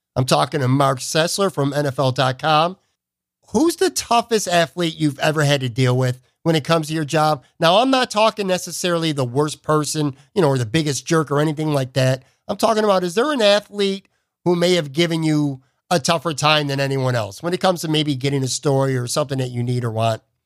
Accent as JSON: {"language": "English", "town": "Buffalo", "region": "New York", "country": "United States", "tie": "born or raised there", "said": "my hometown, the Buffalo News"}